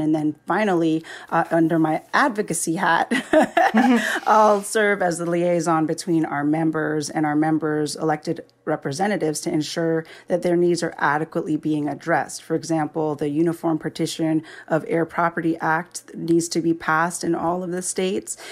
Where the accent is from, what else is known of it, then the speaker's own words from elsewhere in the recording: Jamaica; moved away; I'm originally from Jamaica